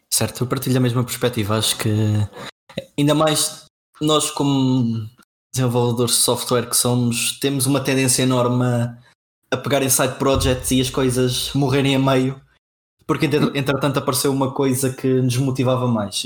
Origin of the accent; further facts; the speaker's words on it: Castelo Branco, Centro, Portugal; now in Coimbra, Portugal; eu sou de Castelo Branco, é a morar em Coimbra neste momento